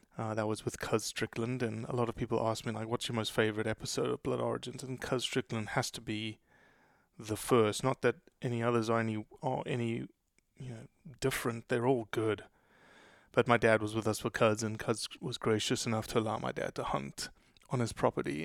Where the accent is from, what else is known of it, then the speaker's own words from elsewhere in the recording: Johannesburg, Gauteng, South Africa; also born or lived in Brazil; now in Mississippi, United States; I was born in Brazil. I was raised in South Africa since I was four years old. So essentially born and raised in South Africa.